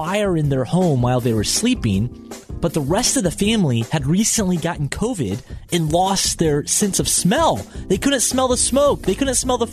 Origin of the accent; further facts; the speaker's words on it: Atlanta, Georgia, United States; as a kid growing up in Atlanta playing baseball